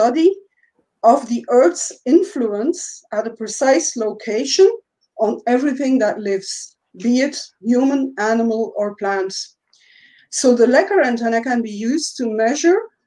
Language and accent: English; Belgium; I'm from Belgium